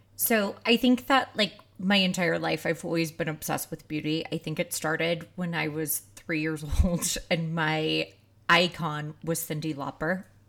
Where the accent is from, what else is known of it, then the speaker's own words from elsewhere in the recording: outside of Saint Louis, Missouri, United States; I grew up outside of Saint Louis, so it was really hot and humid